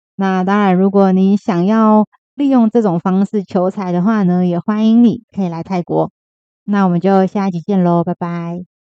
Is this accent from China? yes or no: no; Taiwan; 我们台湾人